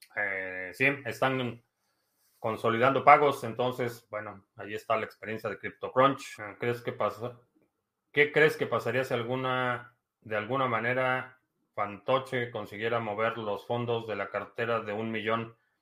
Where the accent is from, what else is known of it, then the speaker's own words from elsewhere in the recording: Mexico; now in United States; Nací en México, vivo en Estados Unidos.